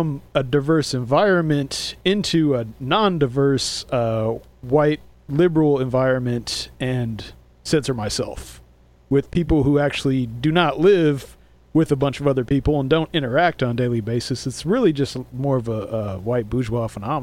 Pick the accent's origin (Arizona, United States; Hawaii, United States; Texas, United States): Arizona, United States; I'm from Arizona, so I grew up with a bunch of natives